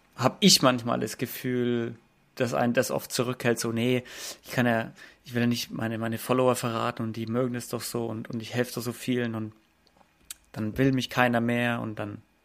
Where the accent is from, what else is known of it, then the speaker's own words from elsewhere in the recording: Germany; bei uns in Deutschland